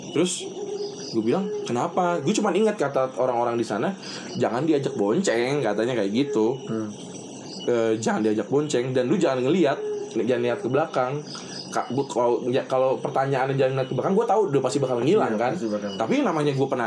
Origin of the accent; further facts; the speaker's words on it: Tasikmalaya, West Java, Indonesia; Bukan kan saya orang Tasik bukan di Bogor.